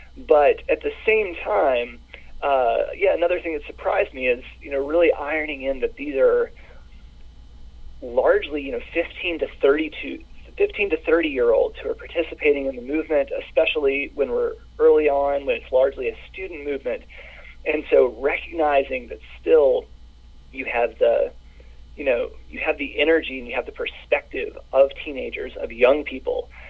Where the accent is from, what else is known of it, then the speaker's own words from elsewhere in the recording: the South, United States; I grew up in the South, and my parents are baby boomer Mississippians